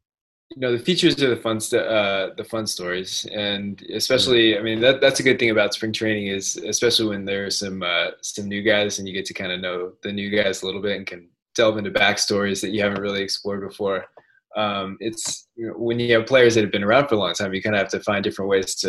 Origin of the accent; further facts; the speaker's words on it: Sacramento, California, United States; I grew up in Sacramento.